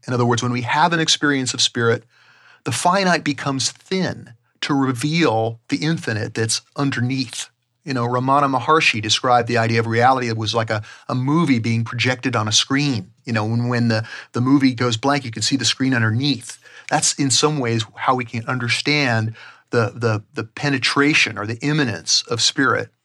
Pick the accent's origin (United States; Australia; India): United States; Southern California; growing up in Southern California